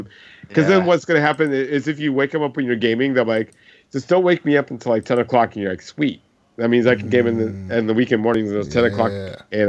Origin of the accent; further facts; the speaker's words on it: Sacramento, California, United States; I grew up in Sac, and, you know, we were remotely outside, you know, the Bay Area